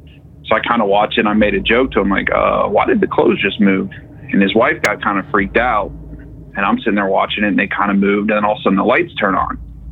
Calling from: Cincinnati, Ohio, United States; from Cincinnati.

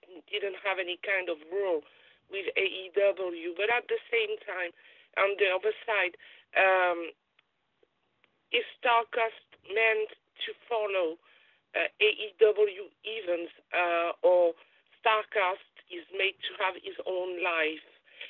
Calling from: France; from Steel Chair Magazine in UK, and I'm calling from France.

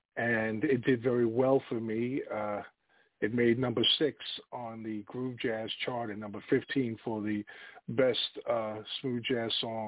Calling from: Virginia, United States; I am in Northern Virginia.

